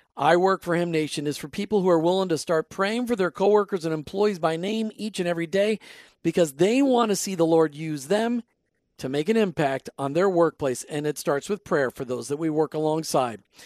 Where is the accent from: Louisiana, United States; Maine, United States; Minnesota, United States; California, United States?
Minnesota, United States; accent: Minnesota; my Minnesota accent coming out there